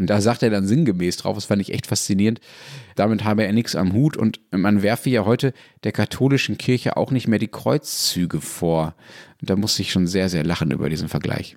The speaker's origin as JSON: {"language": "German", "country": "Germany", "also_born_or_lived": "Dortmund", "said": "ich als Deutscher"}